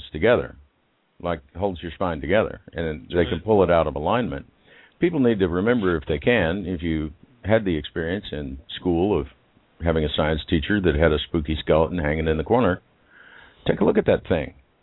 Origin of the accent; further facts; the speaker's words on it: Houston, Texas, United States; I grew up in River Oaks